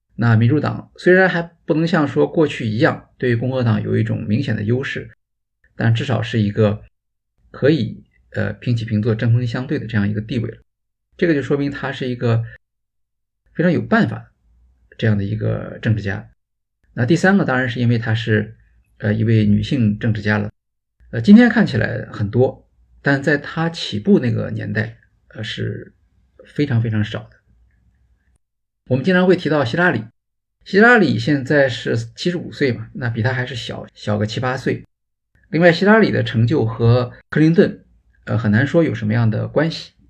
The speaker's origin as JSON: {"language": "Chinese", "country": "China", "said": "比我们中国人就是入场的时候其实还要啰嗦啊"}